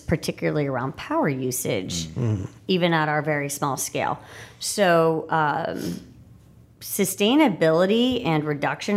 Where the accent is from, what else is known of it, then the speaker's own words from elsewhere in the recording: Pittsburgh, Pennsylvania, United States; moved away; I grew up actually in Pittsburgh, Pennsylvania